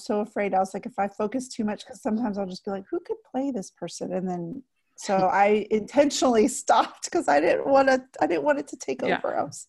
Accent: Texas, United States; I know, I'm from Texas.

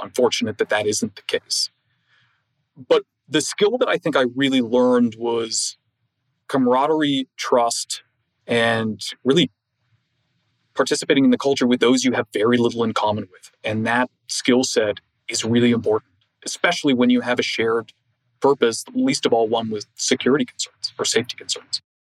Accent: Toronto, Ontario, Canada; I grew up in Toronto, in a business community.

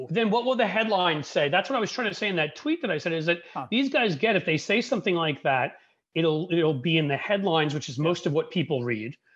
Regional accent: New York, United States; but I'm a Jew from New York.

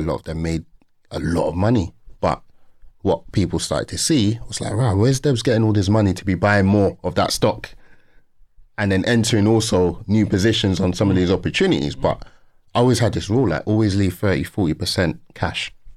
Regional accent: London, United Kingdom; born and raised in Peckham

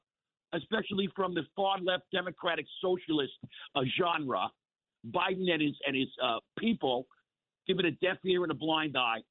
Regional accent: Long Island, New York, United States; I grew up on Long Island. This is my third time as a snowbird.

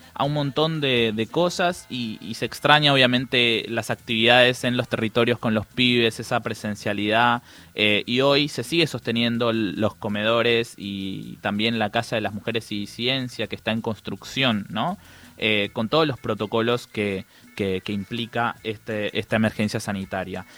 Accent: Paraguay; Spanish is a second language; also born or lived in Villa 21-24, Buenos Aires; now in Buenos Aires, Argentina; yo soy paraguayo. Entonces, la verdad es que yo hablo mal, hablo mal el castellano

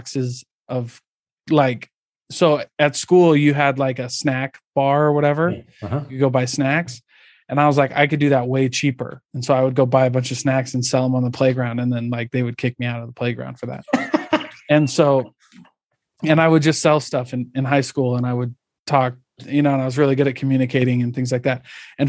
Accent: Midwest, United States; I grew up in the Midwest

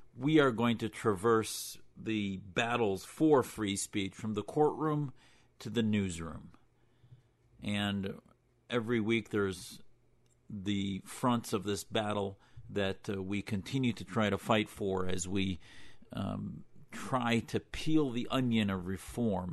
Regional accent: United States; as an American

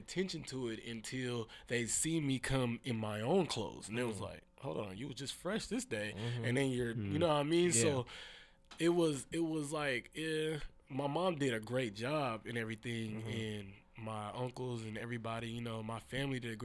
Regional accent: Seattle, Washington, United States; I grew up in the Central District area in Seattle

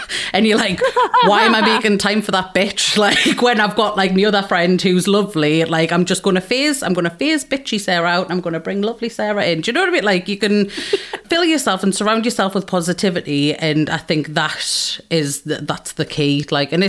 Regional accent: Geordie, North East England, United Kingdom

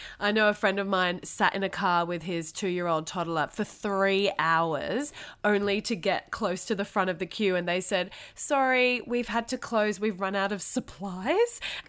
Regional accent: Thailand; also born or lived in Australia; So I grew up in Thailand, but my mum's a Brit, so she was an expat. My dad's a local Thai guy, but we went to an international school.

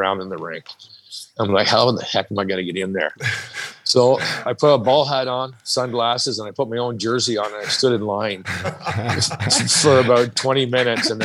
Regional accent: Kingston, Ontario, Canada; moved away as an adult; also born or lived in Loughborough Lake / Calgary / St. Louis / Toronto; Growing up in Kingston, we moved out to the country and a little place called Loughborough Lake

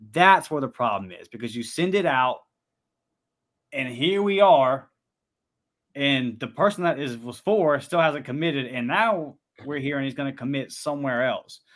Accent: Pensacola, Florida, United States; my hometown of Pensacola

